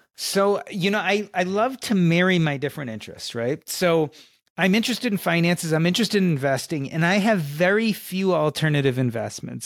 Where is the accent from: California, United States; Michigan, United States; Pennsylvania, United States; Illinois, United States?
Illinois, United States; Chicago; I grew up in Chicago during the Michael Jordan era